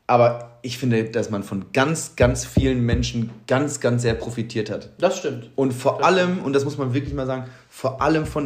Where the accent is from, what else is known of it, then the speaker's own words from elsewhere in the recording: Stirpe, North Rhine-Westphalia, Germany; ja, guck mal, ja, ich komme aus Stirpe, ursprünglich.